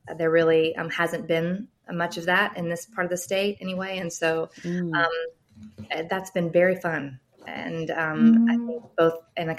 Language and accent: English; central Arkansas, United States; also born or lived in Atlanta, Georgia; now in Fayetteville, United States; So I'm from Arkansas originally. This is a kind of homecoming for me, even though I didn't grow up in this part of the state. I grew up about 3 hours east of here.